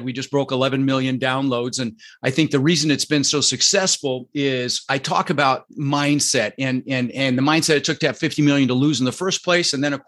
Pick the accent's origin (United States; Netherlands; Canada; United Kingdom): Netherlands; born there; Dutch. Yeah, I was born in Holland, but my father was Arabic.